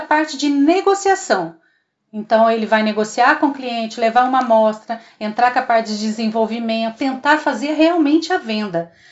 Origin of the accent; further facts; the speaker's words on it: Três Corações, Minas Gerais, Brazil; nascida e criada em Três Corações, sul de Minas